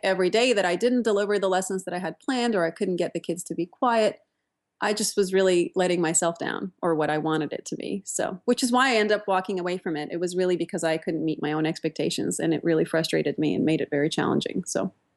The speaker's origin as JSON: {"language": "English", "country": "Turkey", "tie": "born or raised there", "also_born_or_lived": "Pittsburgh, United States / New York, United States", "moved": "as an adult", "lives_now": "Menlo Park, United States", "said": "I grew up in Turkey"}